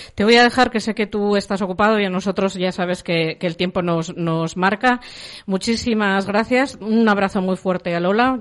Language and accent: Spanish; Cirueña, La Rioja, Spain; De Cirueña, mi pueblo en La Rioja